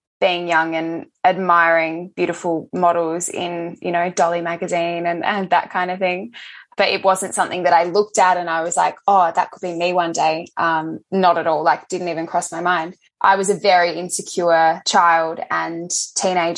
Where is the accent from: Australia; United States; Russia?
Australia; Adelaide, South Australia; moved away as an adult; now in Melbourne, Australia; I grew up in Adelaide. I've been in Melbourne now for about 5 years.